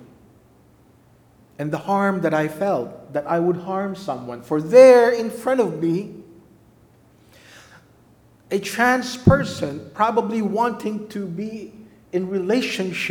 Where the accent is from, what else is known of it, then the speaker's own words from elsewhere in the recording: Philippines; moved away as an adult; now in United States; I'm from the Philippines